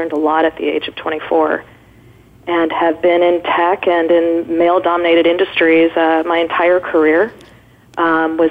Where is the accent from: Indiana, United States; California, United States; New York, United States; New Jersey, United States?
California, United States; Irvine; I grew up in Orange County